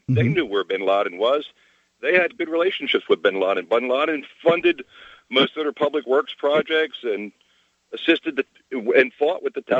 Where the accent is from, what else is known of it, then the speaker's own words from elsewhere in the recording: Cape May, New Jersey, United States; I'm from Cape May, New Jersey.